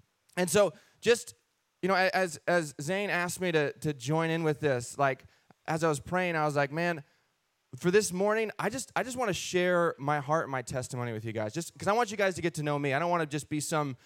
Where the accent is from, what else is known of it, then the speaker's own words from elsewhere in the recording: Castle Rock, Washington, United States; We were raised Christian in Washington State. Yes, a place called Castle Rock, Washington.